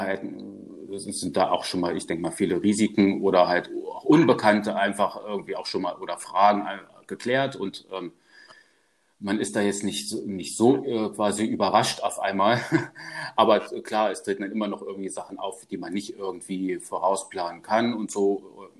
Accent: Germany; also born or lived in Karlsruhe region; now in Karlsruhe, Germany; recht naturnah aufgewachsen und ähm, ja, in Richtung Harz, äh, da wo ich herkomme

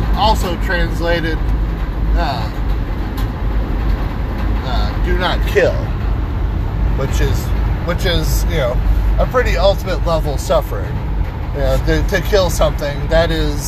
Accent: Springfield, Missouri, United States; I'm proud to be, you know, from Springfield, Missouri. I'm a Springfielder. I'm a Missourian. I live in the Ozarks.

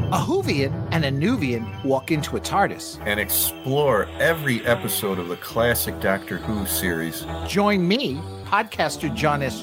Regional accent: New York, United States; accent: New York

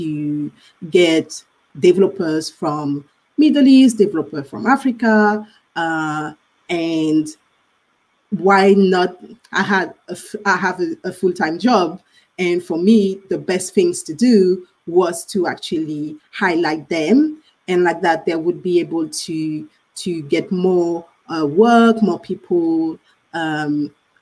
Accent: Guadeloupe; moved away; I'm actually from the Caribbean, French Caribbean

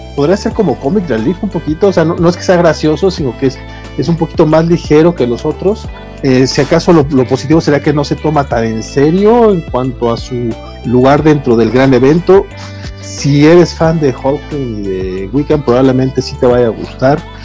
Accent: Mexico; como buen mexicano, ah. tengo nombre compuesto

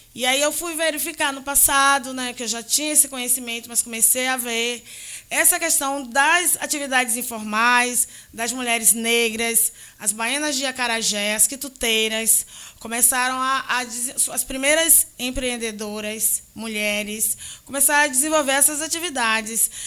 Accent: Salvador, Bahia, Brazil; fui criada na Fazenda Grande do Retiro

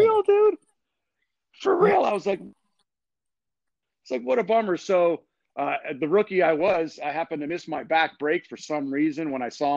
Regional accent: Boston, Jersey, East Coast, United States; moved away; also born or lived in Cleveland, Ohio; I grew up in the East Coast, Boston, Jersey. I was born in Cleveland.

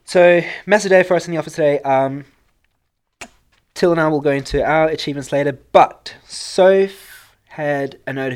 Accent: South Africa; accent: South African; now in Australia; my sexy accent is South African. I was born and bred in South Africa and moved to Australia in 2008

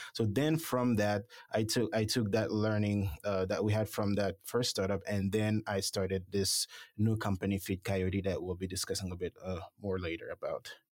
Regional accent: Haiti; moved away as an adult; also born or lived in Florida / Alabama / Michigan / North Dakota; now in Paducah, United States; I'm originally from the Caribbean, um, Haiti specifically.

